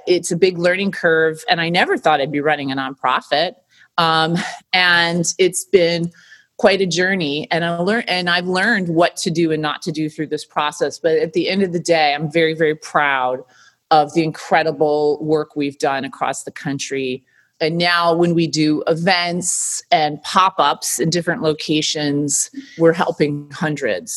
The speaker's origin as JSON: {"language": "English", "region": "Michigan", "country": "United States", "tie": "born or raised there", "moved": "yes", "lives_now": "New York, United States", "said": "growing up in Michigan, coming to New York and working in the fashion and beauty business"}